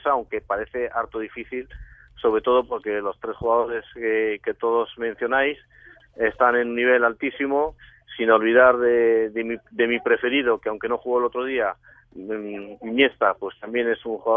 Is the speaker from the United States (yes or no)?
no; Morocco; born there; yo nací en Marruecos hace mucho tiempo